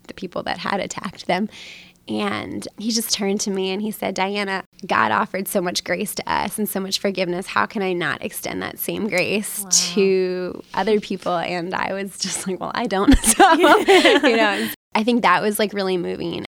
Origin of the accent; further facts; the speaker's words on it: West Chester, Pennsylvania, United States; I'm from Westchester, Pennsylvania